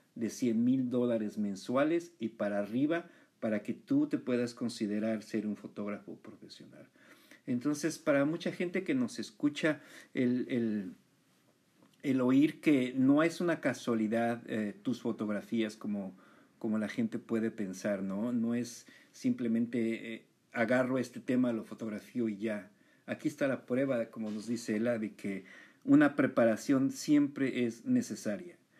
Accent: Mexico; yo que crecí en México

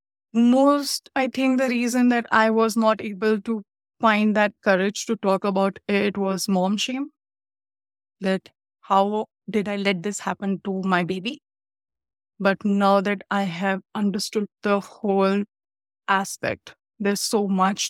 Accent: India; now in Canada; I'm from India

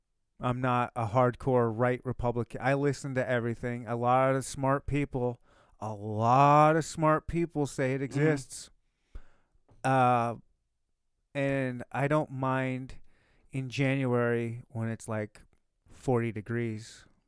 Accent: Michigan, United States; I actually like the cold. I was born and raised in Michigan. Cold don't faze me.

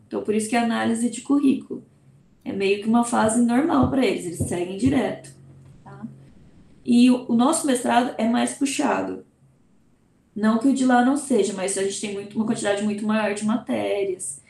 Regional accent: Brazil; first language Portuguese; also born or lived in Portugal

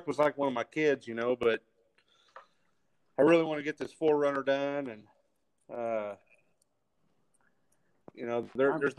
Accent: Seymour, Indiana, United States; I'm from Seymour, Indiana

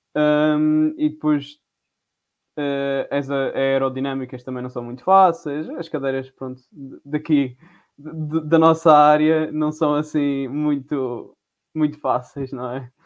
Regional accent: Madeira, Portugal; moved away as an adult; now in Covilhã, Portugal; sou da Madeira

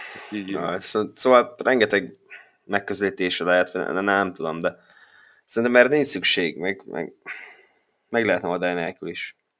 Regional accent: Békéscsaba, Békés, Hungary; Békés Csaba, én is

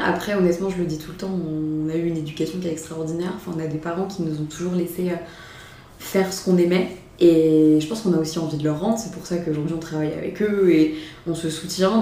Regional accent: Mayenne, Pays de la Loire, France; also born or lived in Rennes / Vietnam / Paris; Je suis issue de la Mayenne

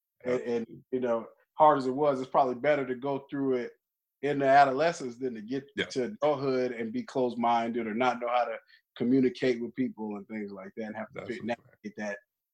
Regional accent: Germany; born there; also born or lived in Alabama / Texas; I was born in Germany, military brat, grew up all over, mostly Alabama and Texas, and then I've been here 10 years.

